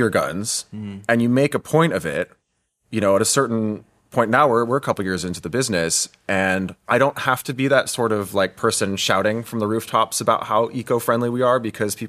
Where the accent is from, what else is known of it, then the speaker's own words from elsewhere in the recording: United States; it took me a long time to get, for example, my first job in Europe as an American.